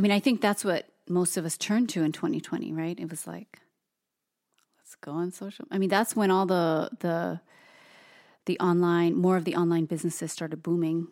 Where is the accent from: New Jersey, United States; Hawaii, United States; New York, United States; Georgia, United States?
Hawaii, United States; both Toast and I being born and raised in Hawaii